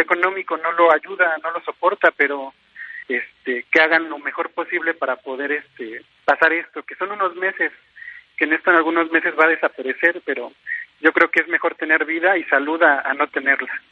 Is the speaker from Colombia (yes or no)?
no; Mexico; como mexicano